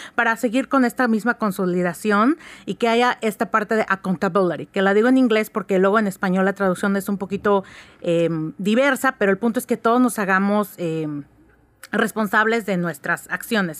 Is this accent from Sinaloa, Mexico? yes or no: no; Oaxaca, Mexico; soy oaxaqueña